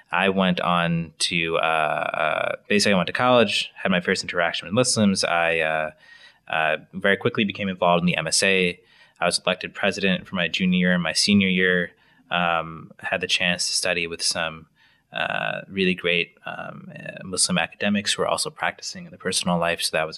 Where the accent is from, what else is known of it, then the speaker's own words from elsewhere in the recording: Wisconsin, United States; also born or lived in Illinois; I was born near Chicago, moved to Wisconsin when I was six, ended up going to high school there, college at the University of Wisconsin-Madison.